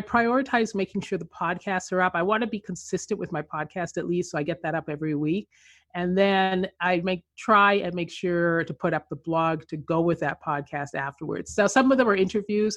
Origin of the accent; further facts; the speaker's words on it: Canada; moved away as an adult; also born or lived in Philippines / Colombia / Chile; now in California, United States; I grew up in Canada.